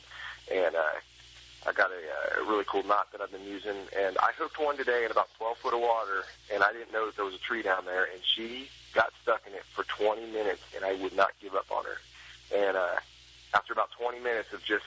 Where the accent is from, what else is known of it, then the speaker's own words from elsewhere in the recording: Clear Lake, California, United States; I grew up fishing in Clear Lake